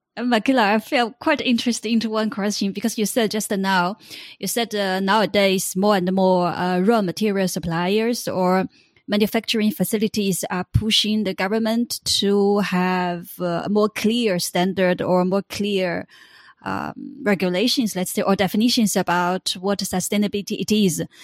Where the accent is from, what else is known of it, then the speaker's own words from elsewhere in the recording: China; I come from China